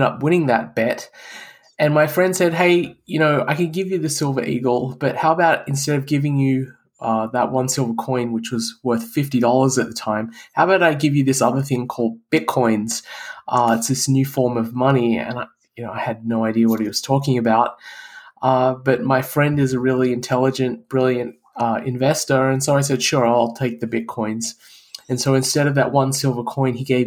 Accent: Canberra, Australian Capital Territory, Australia; moved away as an adult; also born or lived in Adelaide; now in United States; I went back to the city I grew up in, Canberra

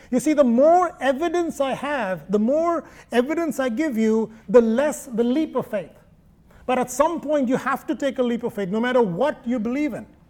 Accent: Kerala, India; moved away; Thomas, St. Thomas, came to my home state in AD 52

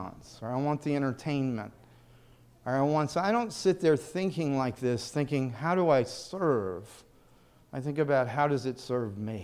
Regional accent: the South, United States; moved away; I grew up in the South

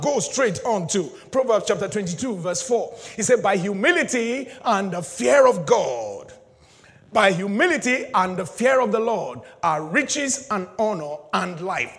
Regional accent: Nigeria; moved away; back in my home country

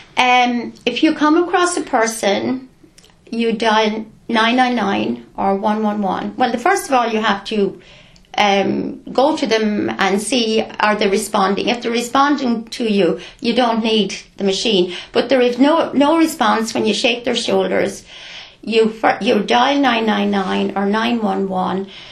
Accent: Clonegall, County Carlow, Ireland; I'm a local. I grew up in Gary Haston, Clonegall.

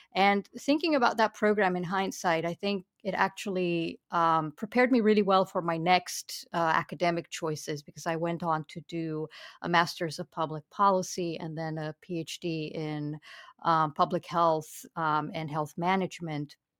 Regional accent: Romania; English is a second language; moved away as an adult; now in United States; the British Council happened to open a, a library branch in my small town

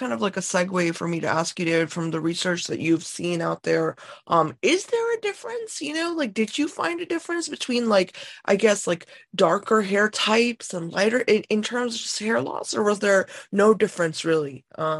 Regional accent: India; me, as an Indian woman, how my hair is growing.

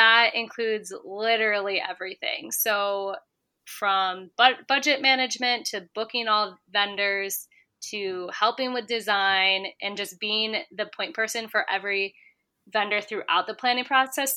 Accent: Syracuse, New York, United States; moved away as an adult; now in New York City, United States; I'm from the Syracuse area

